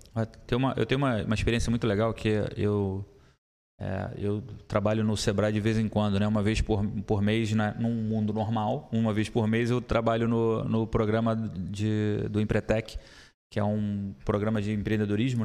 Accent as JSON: {"language": "Portuguese", "region": "Rio de Janeiro", "country": "Brazil", "tie": "born or raised there", "moved": "yes", "lives_now": "Blumenau, Brazil", "said": "eu sou do Rio de Janeiro"}